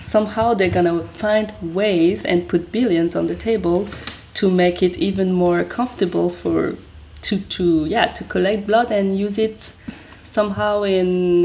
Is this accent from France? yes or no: yes; France; first language French; English is a second language; I'm French